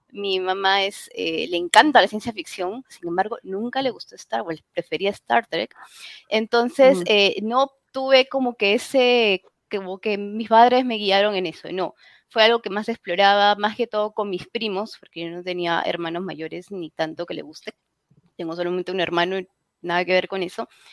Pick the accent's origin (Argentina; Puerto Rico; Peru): Peru; en mi país, al menos en Perú, yo soy peruana